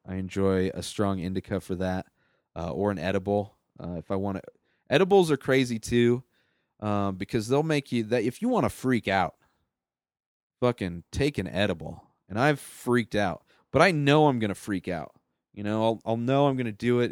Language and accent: English; Southern California, United States; moved away as an adult; also born or lived in San Diego; now in Denver, United States; I grew up in Southern California.